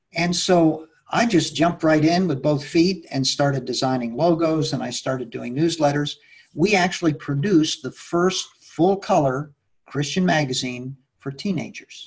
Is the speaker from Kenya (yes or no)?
no; Mexico City, Mexico; I was born and brought up in Mexico City